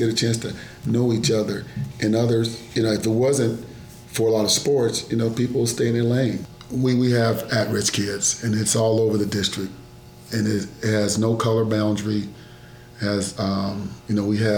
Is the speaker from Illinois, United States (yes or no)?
no; Detroit, Michigan, United States; now in Plano, United States; I'm from Detroit